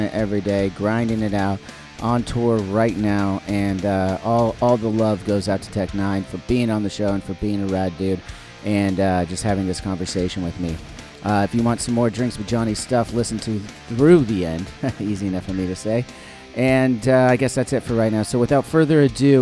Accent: Orange County, California, United States; I'm from SoCal. I'm from Orange County

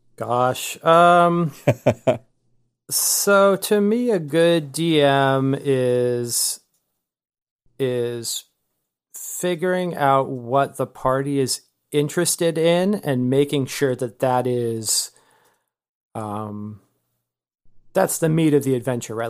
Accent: California, United States; now in Austin, United States; I'm from California originally

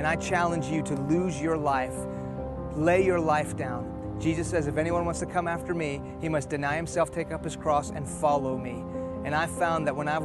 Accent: Houston, Texas, United States; first language Persian; English is a second language; also born or lived in Iran; I was born here in Houston, Texas.

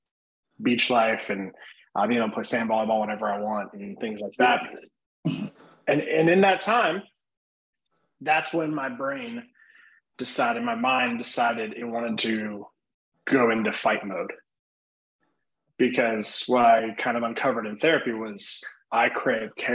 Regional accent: Midwest, United States; I grew up in the Midwest

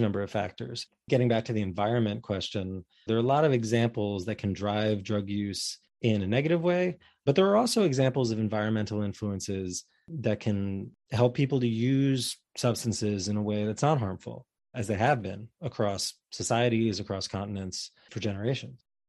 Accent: New York, United States; as a New Yorker

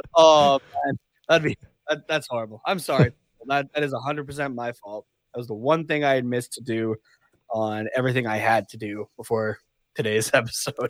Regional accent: Canada; we're Canadian

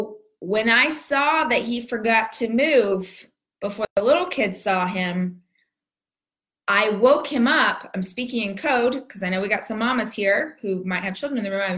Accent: Southern California, United States; now in Texas, United States; I am born and raised in Southern California

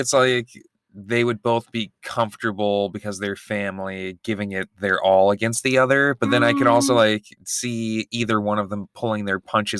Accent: United States

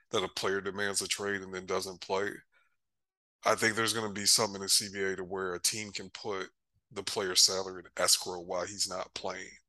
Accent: Michigan, United States; I'm from Michigan

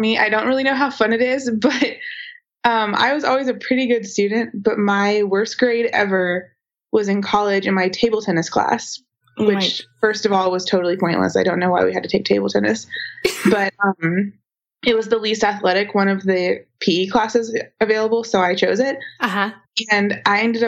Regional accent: Atlanta, Georgia, United States; I'm from Atlanta, and it's recently been made clear to me that I say Elena when I say Atlanta. So I mean Atlanta, Georgia

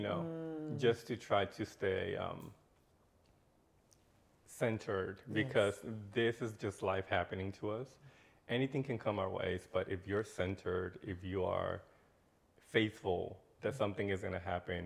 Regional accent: Orlando, Florida, United States; moved away as an adult; also born or lived in Mexico; now in Atlanta, United States; I am from Mexico, mm-hmm. though I consider Orlando my home. That change from coming from a third world country to like the United States at a very young age

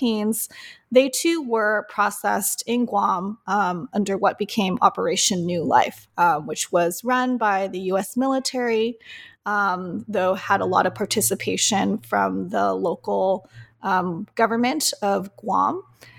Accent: Oceanside, California, United States; So I am a second generation Vietnamese Filipina. I grew up in Oceanside, Southern California, on the traditional homelands of the Luseno, Juanero, and Kumeyaay peoples, and actually right next to Camp Pendleton

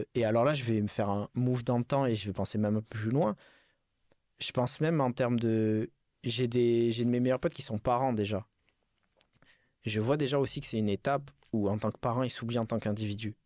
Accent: Bordeaux, Nouvelle-Aquitaine, France; moved away; je suis reparti dans ma, dans ma ville natale à Bordeaux

